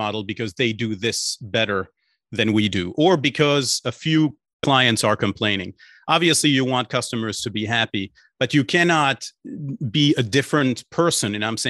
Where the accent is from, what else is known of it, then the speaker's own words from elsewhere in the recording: Belgium; born there; English is a second language; As you may have picked up a small accent in my voice, I was born in Belgium, so I speak French and English.